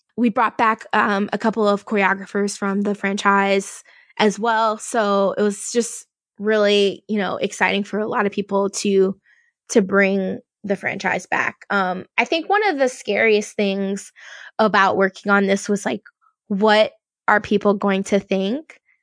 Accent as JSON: {"language": "English", "region": "Louisiana", "country": "United States", "said": "I'm from Louisiana"}